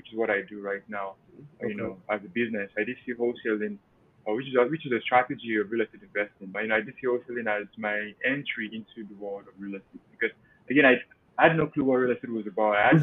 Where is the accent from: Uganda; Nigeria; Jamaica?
Nigeria; moved away as an adult; also born or lived in Cleveland, Ohio, United States; now in Pennsylvania, United States; primarily I'm from Nigeria, came to the US 2014